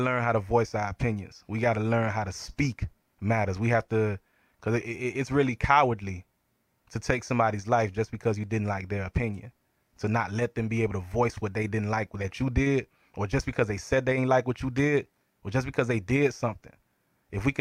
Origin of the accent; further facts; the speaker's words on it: Lake Worth, Florida, United States; also born or lived in Brooklyn, New York; growing up in Lake Worth